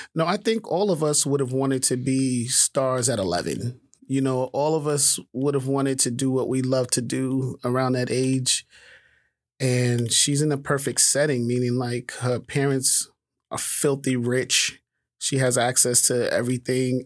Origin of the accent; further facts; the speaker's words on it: New York City, New York, United States; I grew up in Harlem